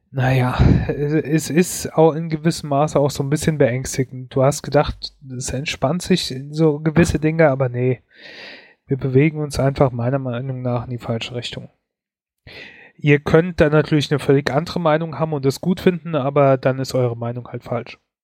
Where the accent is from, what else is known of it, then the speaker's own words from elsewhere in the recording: Germany; bei uns in Deutschland